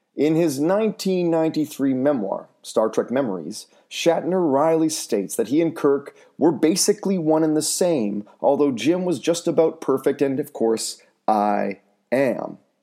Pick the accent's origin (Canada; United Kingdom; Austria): Canada; North Vancouver, British Columbia; my hometown of North Vancouver